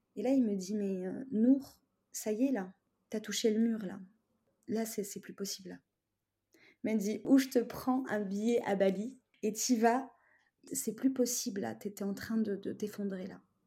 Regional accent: Tunisia; now in France; je suis tunisienne et mes, parents, ils sont pas en France. Donc en fait, euh, j'ai toujours été toute seule en France

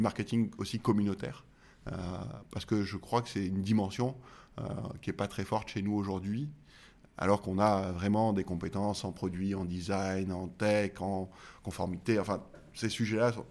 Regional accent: Marseille, Provence-Alpes-Côte d'Azur, France; je suis Marseillais

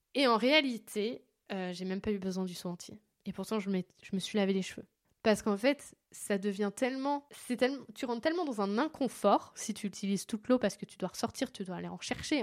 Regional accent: France; chez nous en France

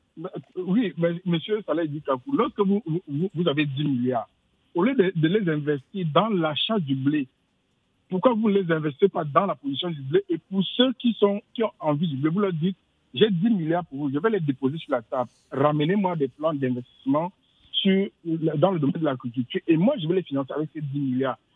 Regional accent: Bamileke of Cameroon, West, Cameroon; je suis Bamileke du Cameroun

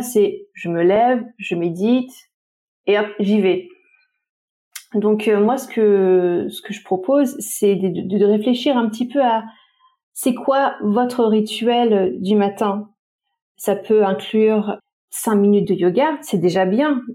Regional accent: French Polynesia; moved away; j'ai grandi à Tahiti

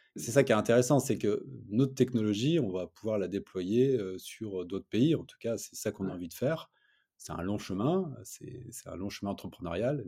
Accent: Lille, Hauts-de-France, France; on est Lillois

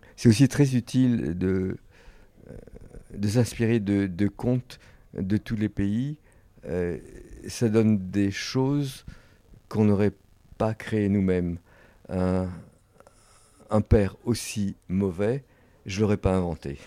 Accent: France; je suis un Français indépendant

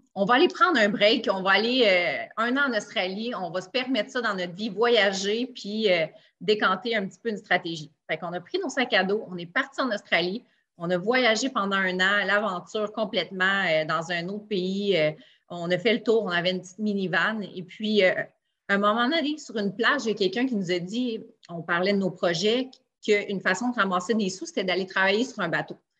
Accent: Quebec City, Quebec, Canada; je suis de Québec

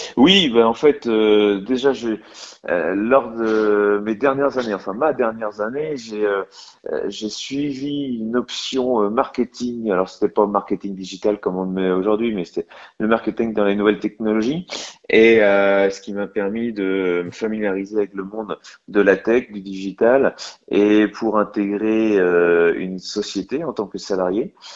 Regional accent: Lorient, Brittany, France; je suis originaire du Morbihan et, euh, donc originaire de, des côtes, puisque j'habite et je suis originaire de Lorient

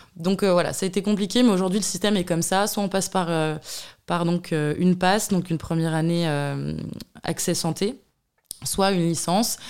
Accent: Burgundy, Bourgogne-Franche-Comté, France; je suis bourguignonne. Voilà, je suis née en Bourgogne, d'une famille euh, modeste

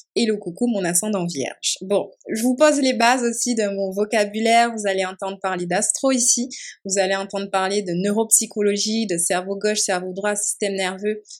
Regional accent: Martinique; moved away; also born or lived in Montpellier, France; je suis martiniquaise, donc je suis née, j'ai grandi en Martinique

